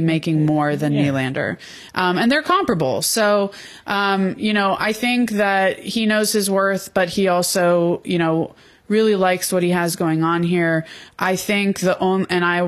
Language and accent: English; Broward County, South Florida, United States; I also grew up in South Florida in Broward County